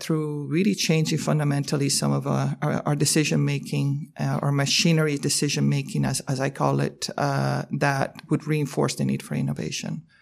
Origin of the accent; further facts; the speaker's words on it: Canada; as a Canadian